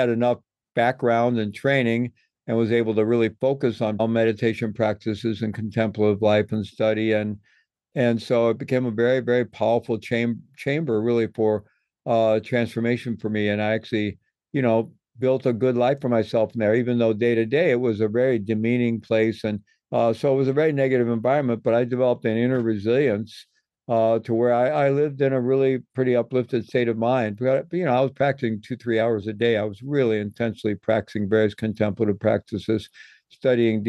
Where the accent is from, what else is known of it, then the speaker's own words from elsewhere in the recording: Midwest, United States; I grew up in the Midwest and came of age in the 1960s